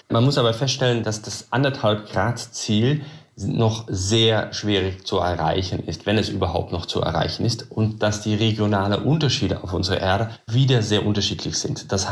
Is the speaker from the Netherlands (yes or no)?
yes; Netherlands; German is a second language; moved away as an adult; now in Germany; Ursprünglich komme ich aus den Niederlanden, bin aber aus beruflichen Gründen dann nach Deutschland gezogen.